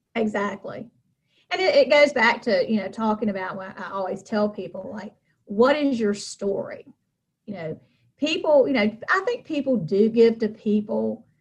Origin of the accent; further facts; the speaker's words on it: Charlotte, North Carolina, United States; moved away as an adult; now in Rocky Mount, United States; I was born in Charlotte